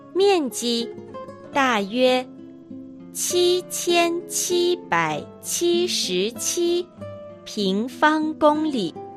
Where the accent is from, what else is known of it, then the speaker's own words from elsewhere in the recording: Northeast, Northeast China, China; accent: Dongbei; 私は東北人ですので、東北なまりがあります